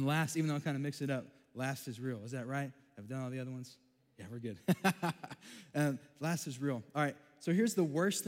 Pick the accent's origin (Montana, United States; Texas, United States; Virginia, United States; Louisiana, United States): Texas, United States; I grew up in Texas, got an accent.